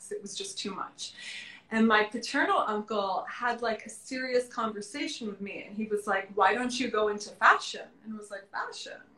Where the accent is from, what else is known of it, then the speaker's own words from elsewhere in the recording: Florida, United States; When I lived, when I grew up in Florida, we never went to Miami